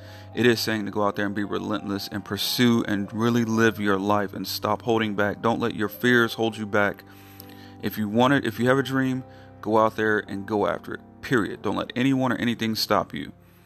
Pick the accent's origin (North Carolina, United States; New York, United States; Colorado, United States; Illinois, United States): North Carolina, United States; North Carolina, my home state